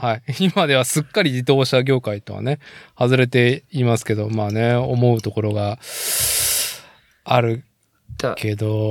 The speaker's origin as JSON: {"language": "Japanese", "town": "Nagoya", "region": "Aichi", "country": "Japan", "tie": "born or raised there", "moved": "as an adult", "lives_now": "Tokoname, Japan", "said": "私、名古屋生まれ、名古屋育ちで、まあ、その後、いろんなところに転々としてたんですけど"}